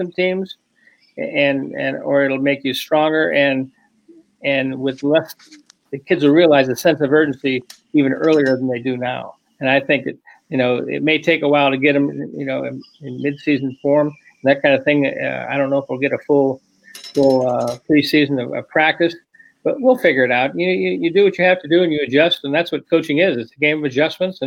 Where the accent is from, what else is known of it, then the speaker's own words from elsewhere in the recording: Brookfield, Wisconsin, United States; I was from Brookfield